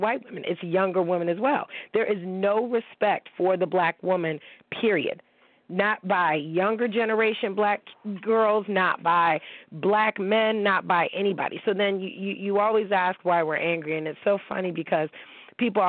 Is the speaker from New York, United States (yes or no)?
yes; Niagara Falls, New York, United States; I grew up in Niagara Falls, okay, New York